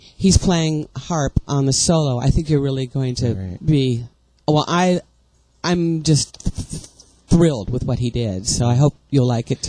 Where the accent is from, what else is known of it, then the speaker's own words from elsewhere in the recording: San Francisco, California, United States; moved away; also born or lived in Hollywood; I was born in San Francisco sometime in the last century.